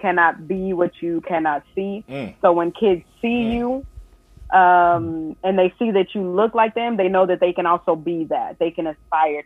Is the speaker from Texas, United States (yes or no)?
yes; Dallas, Texas, United States; Not born here, but raised here. So I'm a Texan through and through